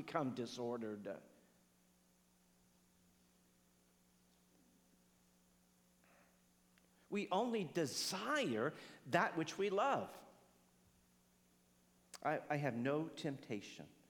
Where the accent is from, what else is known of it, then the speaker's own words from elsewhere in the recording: United States; I'm an American